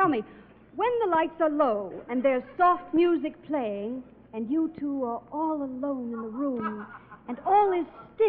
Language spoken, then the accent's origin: English; Texas, United States; I come from Texas, where men are men and women are women.